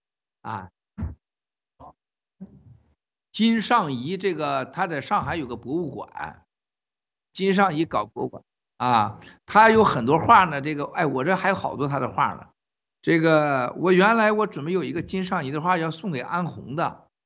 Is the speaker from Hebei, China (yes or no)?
yes; Shenxian, Hebei, China; 我们家是古城啊，你查查地图，小铁从深县古城到河南运城，你看有多远？我们老家跟他家多远？